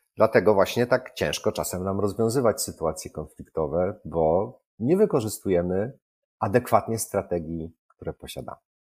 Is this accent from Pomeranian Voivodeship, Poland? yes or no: no; Wrocław, Lower Silesian Voivodeship, Poland; Jestem z Wrocławia